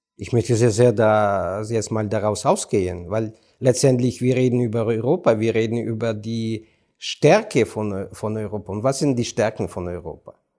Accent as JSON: {"language": "German", "country": "Ukraine", "second_language": "German", "said": "ich als Ukrainer"}